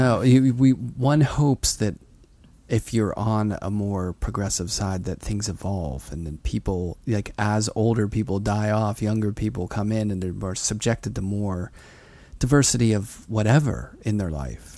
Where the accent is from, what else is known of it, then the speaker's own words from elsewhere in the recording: Pittsburgh, Pennsylvania, United States; now in New York, United States; when I grew up in Pittsburgh